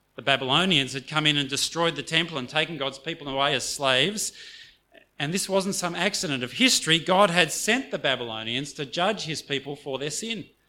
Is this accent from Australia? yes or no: yes; Australia; first language English; I grew up in Australia, and so I'm monolingual